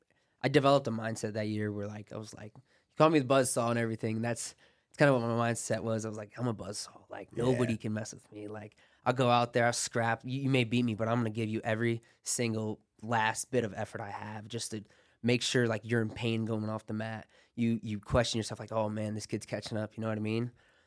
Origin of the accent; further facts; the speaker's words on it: Ohio, United States; Like, I'm from Ohio. Or like, I saw you in a tournament at like a tournament in Ohio.